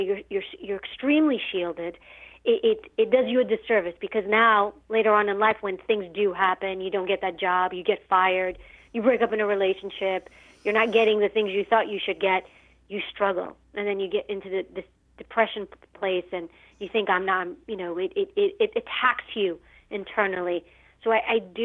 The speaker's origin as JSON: {"language": "English", "town": "New York City", "region": "New York", "country": "United States", "tie": "born or raised there", "said": "I grew up in New York City and in a rougher area"}